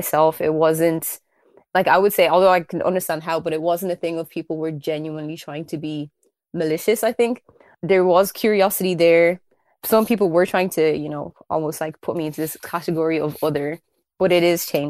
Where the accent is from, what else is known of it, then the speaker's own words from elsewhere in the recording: Kildare, Leinster, Ireland; also born or lived in South Africa; I was like one of the first black people in the area that I live in. I'm from Kildare. And I think I was the first ever black person in the history of my school